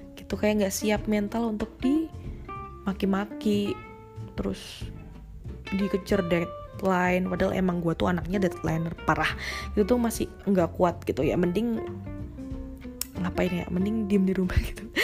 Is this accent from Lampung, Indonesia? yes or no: no; Surakarta, Central Java, Indonesia; dari kecil gua emang digedein tuh di kota Solo. Sampai gua gede, gua nggak, nggak merantau kemana-mana